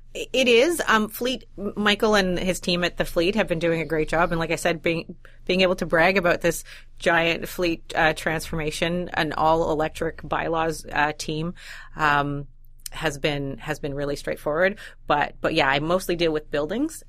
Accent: Winnipeg, Manitoba, Canada; I'm from Winnipeg

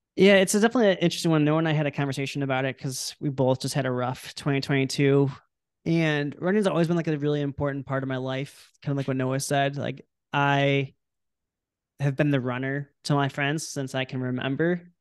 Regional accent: Illinois, United States; I'm from Illinois

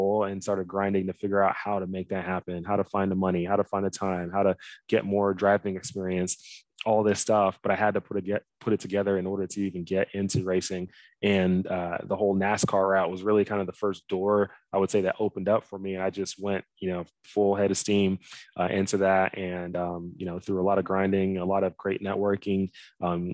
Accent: Dallas, Texas, United States; moved away as an adult; originally I'm from Dallas, Texas. I grew up there pretty much my whole life.

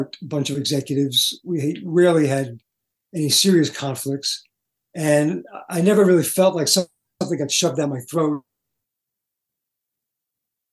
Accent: New York City, New York, United States; I grew up in Brooklyn

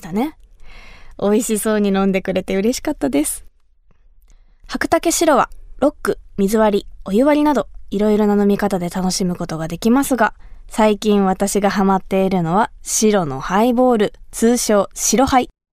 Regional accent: Kumamoto, Japan; 私の地元熊本

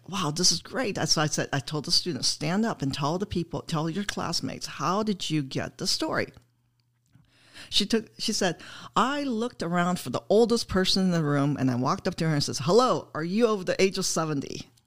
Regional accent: Oshkosh, Wisconsin, United States; moved away; I'm from Wisconsin. I'm from Oshkosh, Wisconsin

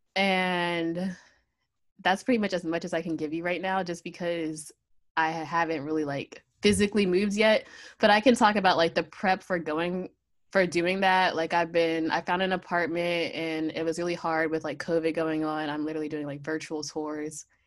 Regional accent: Pennsylvania, United States; moved away as an adult; also born or lived in Virginia; I'm originally from Pennsylvania, so I had to move down to Virginia.

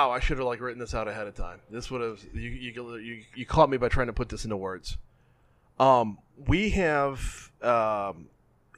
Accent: Covington, Louisiana, United States; moved away as an adult; also born or lived in Metairie, Louisiana; now in Baton Rouge, United States; I'm from Covington. Well, originally Metairie, but grew up in Covington. Moved here for LSU and stayed.

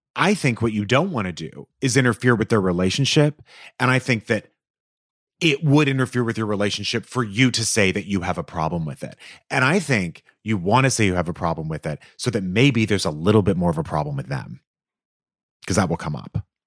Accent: Los Angeles, California, United States; they're in my hometown

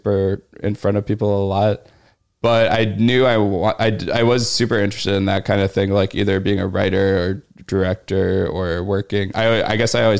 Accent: Louisville, Kentucky, United States; moved away as an adult; also born or lived in Pittsburgh, Pennsylvania / Beloit, Wisconsin / Chicago, Illinois; now in New York, United States; The college town was like definitely a lot smaller than my hometown.

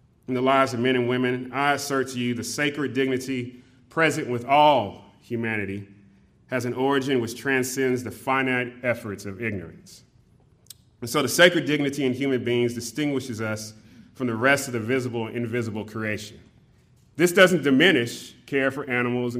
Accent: California, United States; growing up in California

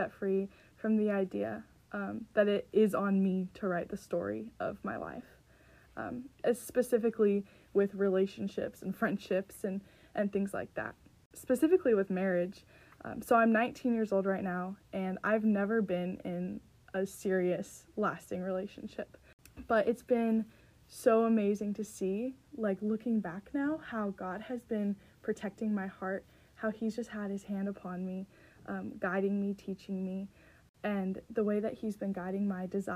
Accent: California, United States; moved away as an adult; now in Minnesota, United States; I am from California

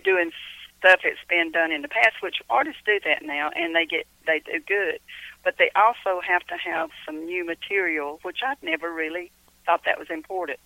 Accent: Cumming, Georgia, United States; also born or lived in Kentucky; I was born and raised here in Cumming, Georgia

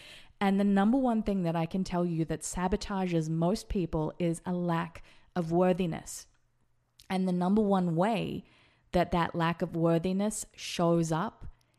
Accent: Las Vegas, Nevada, United States; should perhaps think about moving to America. And then it happened. We decided to move to Vegas, my hometown.

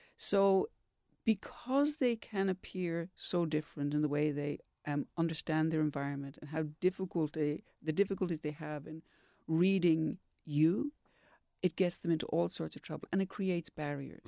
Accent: Dublin, Leinster, Ireland; moved away as an adult; also born or lived in Sumatra; now in Perth, Australia; I'm from Ireland, I'm from Dublin

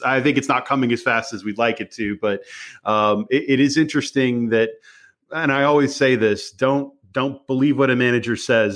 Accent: Dallas, Texas, United States; I grew up in the Dallas area

